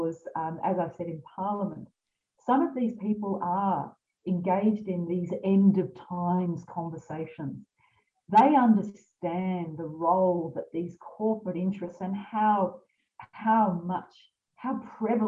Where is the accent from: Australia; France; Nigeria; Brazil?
Australia; Lismore, New South Wales; I'm from Lismore.